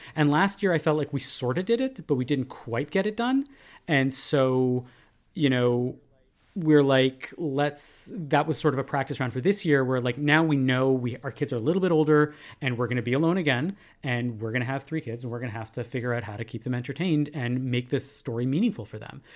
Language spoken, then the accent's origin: English; Canada; we as Canadian Jews